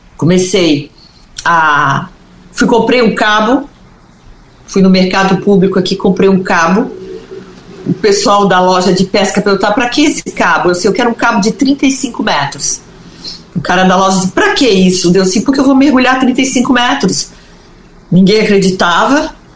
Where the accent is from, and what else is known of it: Brazil